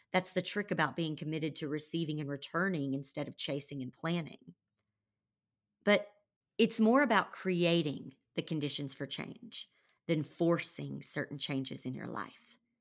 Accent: Conway, Arkansas, United States; moved away as an adult; also born or lived in Nashville, Tennessee; I had moved back to my hometown of Conway, Arkansas

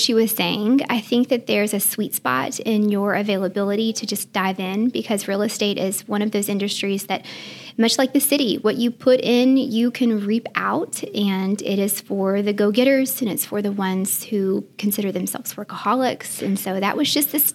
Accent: Memphis, Tennessee, United States; born or raised there; also born or lived in Mesa, Arizona / Germantown, Tennessee / Bartlett, Tennessee

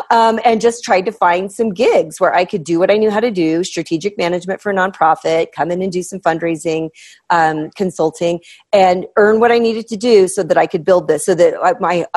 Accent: Midwest, United States; I'm from the Midwest

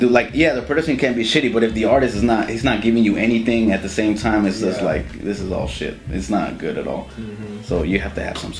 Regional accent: Arizona, United States; born there; also born or lived in Mexico / Canada; now in Atlanta, United States; I'm from Arizona. {S3} Arizona? {S0} Yeah. Yeah, that's where I was born.

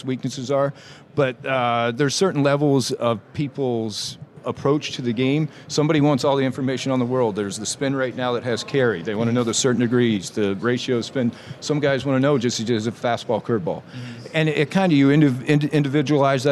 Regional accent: South Florida, United States; Growing up in South Florida, going to St. Thomas, kind of a high school football factory

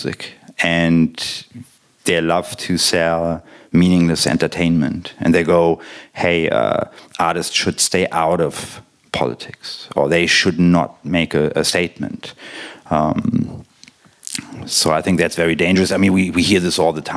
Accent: Berlin, Germany; I grew up in West Berlin.

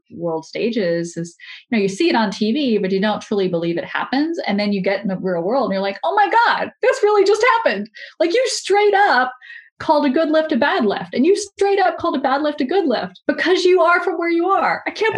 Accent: Louisiana, United States; I'm from Louisiana

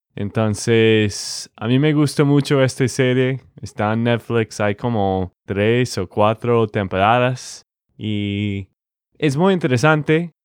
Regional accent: Texas, United States; de Texas, Estados Unidos

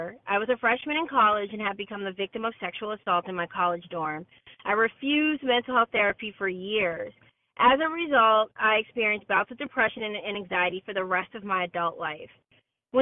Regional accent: Massachusetts, United States; I actually moved back to my home state of Massachusetts to be closer to home to my parents

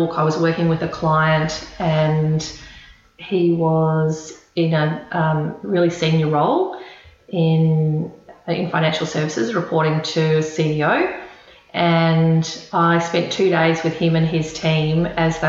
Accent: Queensland, Australia; moved away as an adult; now in Melbourne, Australia; Born and bred in Queensland, so I always think of myself as a Queenslander, although I've been in Melbourne for 18 years

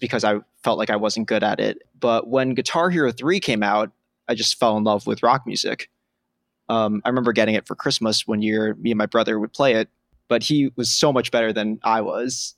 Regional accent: New York City, New York, United States; I grew up on the Upper West Side in Manhattan

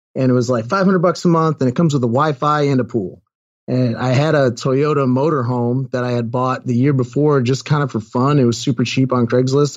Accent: Sharon, Massachusetts, United States; moved away; Sharon Mass as my, uh, as, as my hometown

